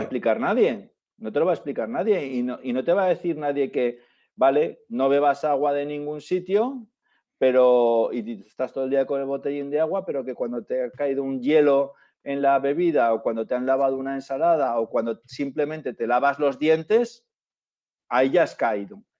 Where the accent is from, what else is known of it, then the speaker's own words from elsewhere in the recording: Zaragoza, Aragon, Spain; la gente que somos de Zaragoza